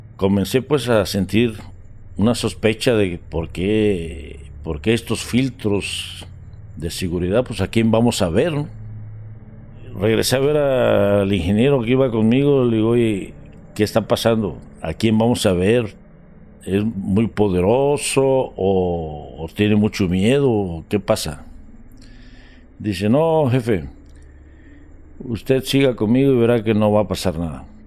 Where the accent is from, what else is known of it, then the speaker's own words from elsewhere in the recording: El Arenal del Centro, Guerrero, Mexico; Yo soy originario del Arenal del Centro, municipio de Benito Juárez, que está ubicado en la costa grande del estado de Guerrero.